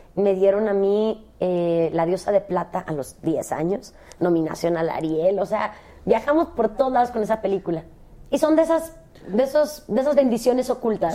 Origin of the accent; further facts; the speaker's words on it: Cancún, Quintana Roo, Mexico; moved away; also born or lived in Guadalajara; Yo nací en Guadalajara, crecí en Cancún, pero nací en Guadalajara.